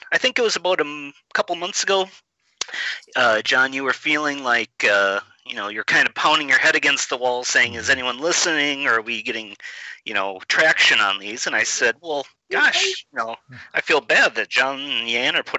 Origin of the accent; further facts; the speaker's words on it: Minneapolis, Minnesota, United States; a part of my hometown. So I'm here in Minneapolis, Minnesota